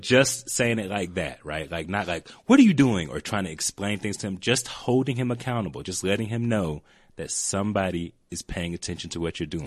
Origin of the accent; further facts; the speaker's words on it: Atlanta, Georgia, United States; moved away; growing up in Atlanta, you know, I was around enough people who like wanted to fight me